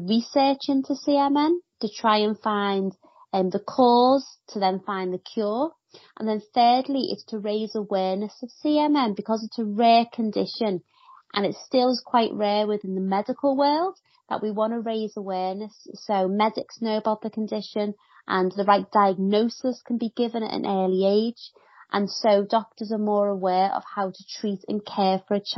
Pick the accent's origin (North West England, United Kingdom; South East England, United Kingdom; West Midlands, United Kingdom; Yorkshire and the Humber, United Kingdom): North West England, United Kingdom; Liverpool; accent: Liverpool; Liverpool, where I live. You can probably tell by my accent